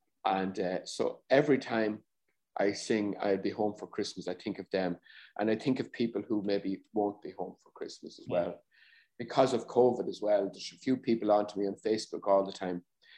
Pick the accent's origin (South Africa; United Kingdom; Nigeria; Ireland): Ireland; Growing up, I know I wasn't as confident as I am now